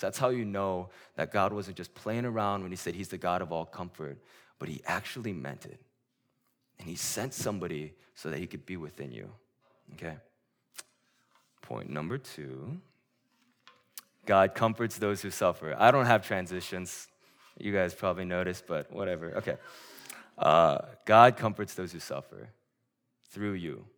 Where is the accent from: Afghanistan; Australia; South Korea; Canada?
South Korea; moved away; my hometown in Korea